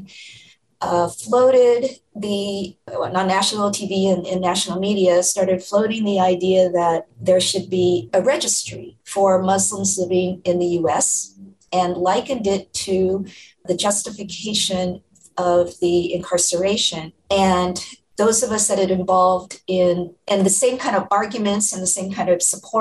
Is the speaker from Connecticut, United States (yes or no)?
no; Orange County, California, United States; I grew up in Orange County.